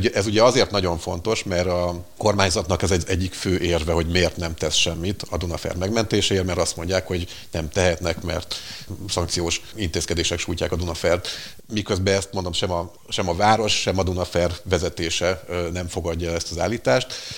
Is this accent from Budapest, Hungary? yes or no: no; Székesfehérvár, Fejér, Hungary; Székesfehérvári vagyok